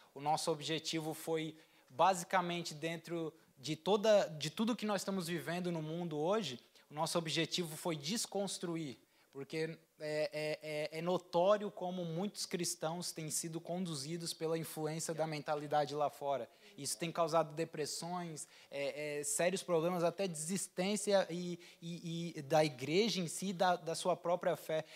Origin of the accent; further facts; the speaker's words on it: Brazil; now in Portugal; eu por ser brasileiro